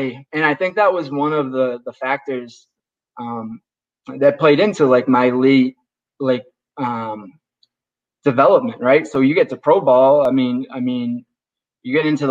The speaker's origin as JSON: {"language": "English", "region": "Northeast", "country": "United States", "tie": "born or raised there", "said": "up here in the Northeast, or at least when I grew up, it was"}